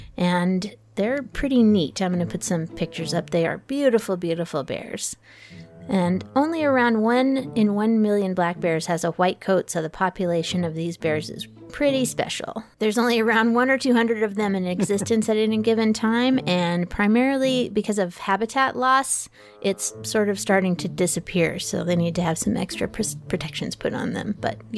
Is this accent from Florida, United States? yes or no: no; Colorado, United States; I'm from Colorado and my relatives are all from Montana